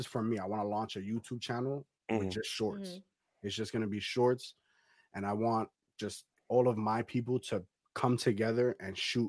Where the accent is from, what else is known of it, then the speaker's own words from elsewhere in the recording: New York City, New York, United States; I'm Brooklyn.